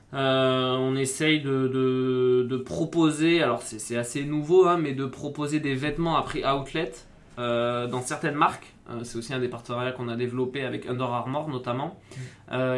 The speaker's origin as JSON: {"language": "French", "town": "Bordeaux", "region": "Nouvelle-Aquitaine", "country": "France", "tie": "born or raised there", "also_born_or_lived": "Grenoble", "moved": "yes", "lives_now": "Paris region, France", "said": "Je suis originaire du sud-ouest. J'ai grandi à Bordeaux."}